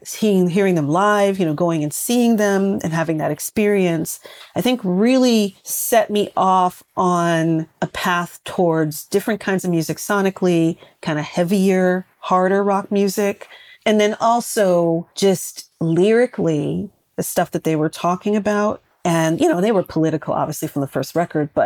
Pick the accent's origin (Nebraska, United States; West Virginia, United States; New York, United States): New York, United States; New York City; I was a little girl growing up in Brooklyn